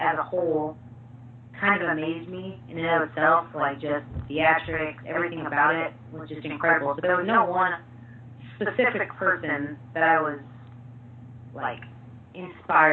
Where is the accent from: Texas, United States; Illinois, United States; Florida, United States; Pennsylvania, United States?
Texas, United States; So I'm actually from Texas